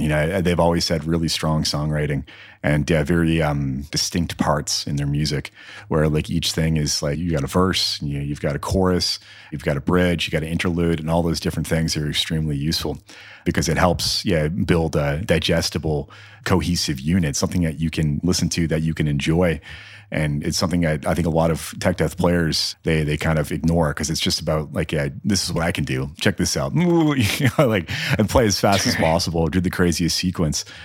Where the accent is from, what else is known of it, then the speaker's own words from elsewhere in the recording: Newfoundland and Labrador, Canada; moved away as an adult; now in Edmonton, Canada; growing up in Newfoundland